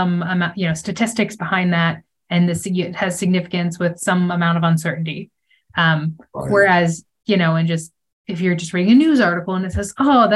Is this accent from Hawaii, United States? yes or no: no; Pennsylvania, United States; now in Santa Fe, United States; growing up in Pennsylvania